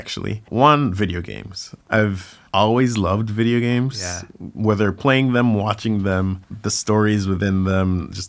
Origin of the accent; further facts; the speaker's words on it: Jamaica; now in United States; a lot of people who knew me growing up in Jamaica would not necessarily associate me with dancing or see me as the dancer person.